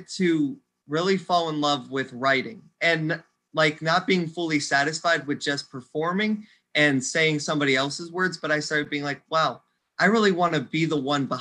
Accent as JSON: {"language": "English", "town": "Stow", "region": "Ohio", "country": "United States", "tie": "born or raised there", "said": "I grew up right here in the Ohio area. I've grown up in Stowe most of my life."}